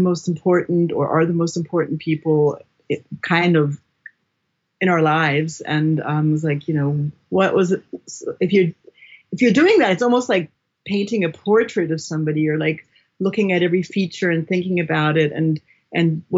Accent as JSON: {"language": "English", "region": "New York", "country": "United States", "moved": "yes", "lives_now": "Berlin, Germany", "said": "I'm from New York"}